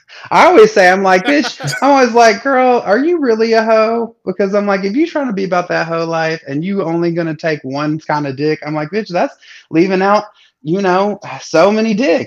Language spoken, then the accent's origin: English; the South, United States; but I grew up in the South.